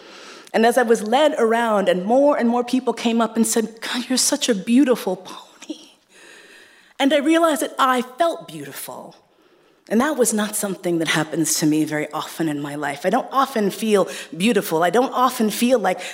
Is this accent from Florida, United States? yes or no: no; New York City, New York, United States; I grew up in Manhattan, in East Harlem